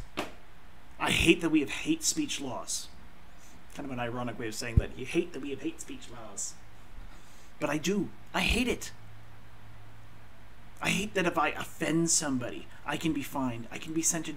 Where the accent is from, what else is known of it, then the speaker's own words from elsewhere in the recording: Canada; I'm Canadian.